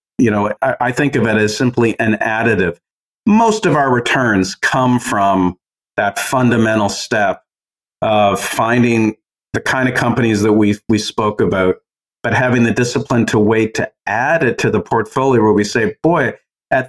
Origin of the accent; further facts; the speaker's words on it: Canada; as a Canadian